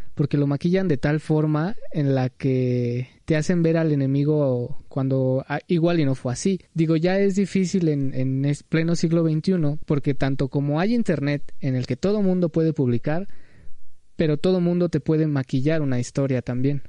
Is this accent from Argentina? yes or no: no; Mexico